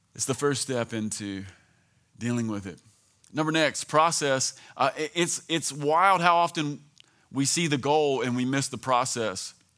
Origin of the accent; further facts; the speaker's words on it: American South, United States; being an American Southern Christian